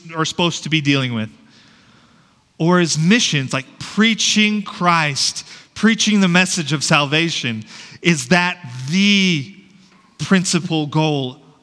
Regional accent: Shoshone, Idaho, United States; moved away as an adult; I was born and raised in Shoshone, Idaho

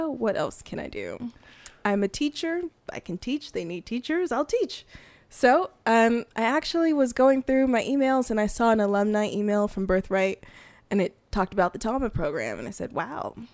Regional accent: Fresno, California, United States; moved away as an adult; now in Hawaii, United States; I'm originally from Fresno, California

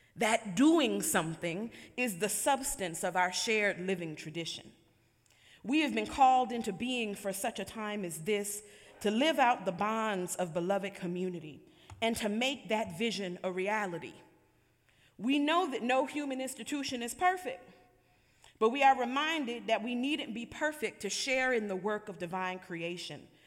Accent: Buffalo, New York, United States; the community members I grew up with in Buffalo, New York

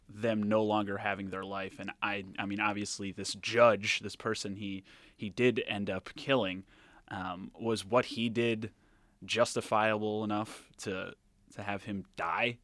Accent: Rhode Island, United States; moved away; I'm from Rhode Island originally

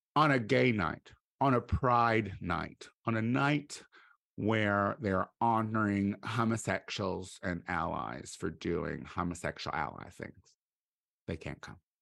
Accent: Midwest, United States; I'm from the Midwest

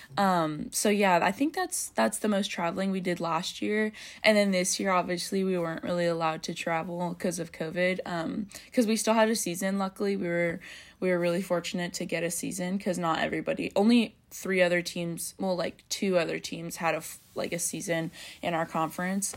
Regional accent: Bay Area, California, United States; now in Orange, United States; I'm from the Bay Area, but I'm usually living in Orange

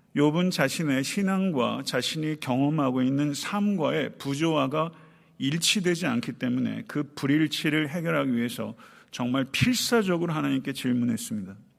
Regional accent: Buyeo, South Chungcheong, South Korea; moved away; 내 고향 부여 동남이

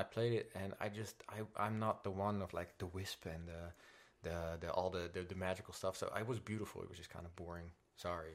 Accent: Netherlands; English is a second language; Coming from the Netherlands, though, I did not speak English at all.

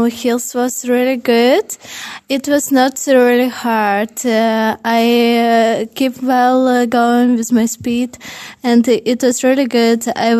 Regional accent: Ukraine; English is a second language; moved away as an adult; also born or lived in Kyiv; now in Drumshanbo, Ireland; I came from Ukraine.

